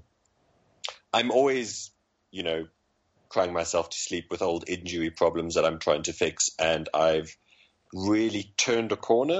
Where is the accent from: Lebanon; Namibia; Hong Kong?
Namibia; I grew up in Namibia